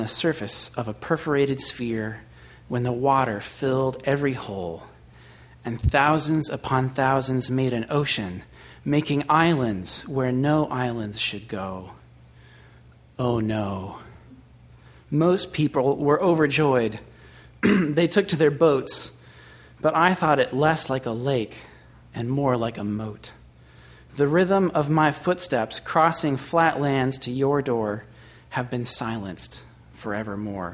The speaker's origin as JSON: {"language": "English", "region": "Washington", "country": "United States", "said": "Western Washington University, just a shout out to my home state"}